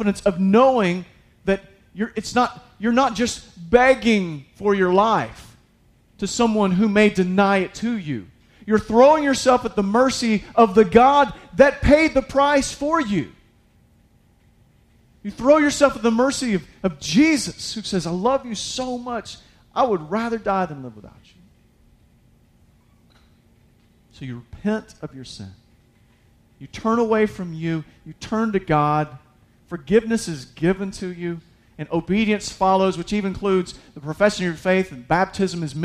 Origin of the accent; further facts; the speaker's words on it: United States; I'm an American.